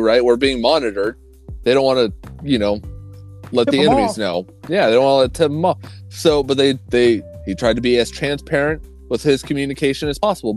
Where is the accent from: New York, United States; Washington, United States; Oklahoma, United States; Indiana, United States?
Oklahoma, United States; I grew up in Oklahoma